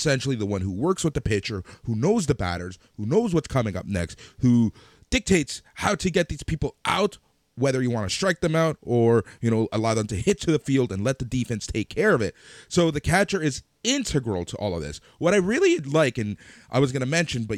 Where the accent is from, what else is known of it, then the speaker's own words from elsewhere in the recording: Toronto, Ontario, Canada; We're Canadian. Cool. We're from Toronto